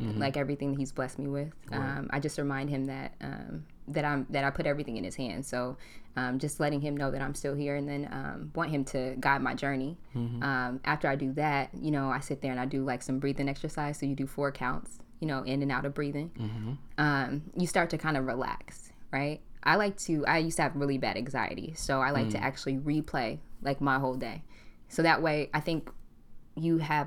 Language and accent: English; Portland, Oregon, United States; also born or lived in California; I'm a Portland native. I grew up in Portland.